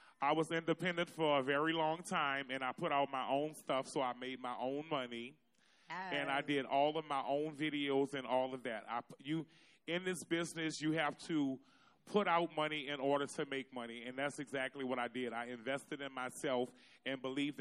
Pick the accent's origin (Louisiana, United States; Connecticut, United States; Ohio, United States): Louisiana, United States; New Orleans; I'm born and from the Third Ward. I grew up on Josephine Street